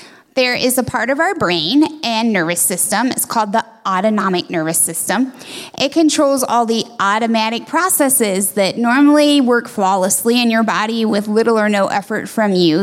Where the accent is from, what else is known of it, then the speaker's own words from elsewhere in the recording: Shiloh, Ohio, United States; My hometown is Shiloh, it's about an hour and a half north of Columbus